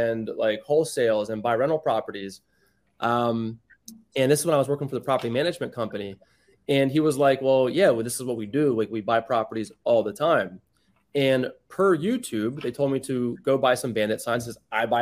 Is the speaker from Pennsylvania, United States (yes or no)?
yes; York, Pennsylvania, United States; moved away as an adult; now in South Florida, United States; I grew up in a small town up north, York, Pennsylvania, born and raised. I was there until I was 30